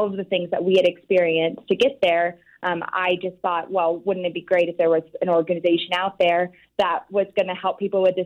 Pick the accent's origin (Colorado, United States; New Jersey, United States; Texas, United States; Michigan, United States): Colorado, United States; Louisville; also born or lived in Denver, Colorado; I grew up in a small town outside of Boulder, Colorado called Louisville, and went to high school in Denver, Colorado.